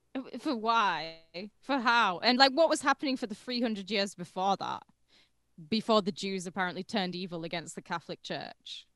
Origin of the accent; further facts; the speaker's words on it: United Kingdom; I'm British